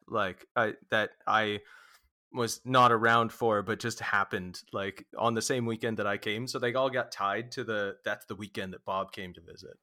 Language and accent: English; Vancouver, British Columbia, Canada; also born or lived in Oregon; we're, we're from Vancouver, uh, I think I was born even in, uh, Saint Paul's in downtown